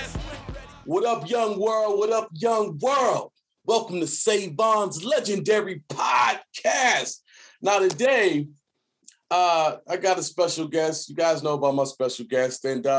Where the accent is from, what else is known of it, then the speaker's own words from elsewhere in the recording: Detroit, Michigan, United States; moved away; I'm from Detroit